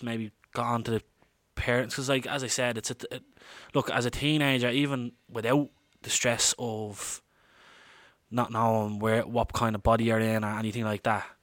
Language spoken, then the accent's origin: English; Dublin, Leinster, Ireland; I'm an Irish man, born and reared in Dublin